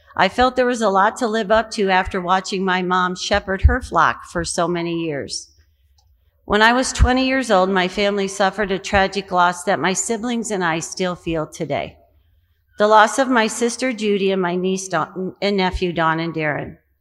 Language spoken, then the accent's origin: English; Quincy, Illinois, United States; My faith journey began many years ago in my hometown of Quincy, Illinois